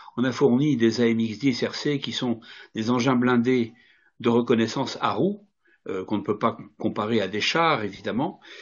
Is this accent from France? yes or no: yes; France; je ne suis pas russe, hein, je regarde les choses euh, en tant que Français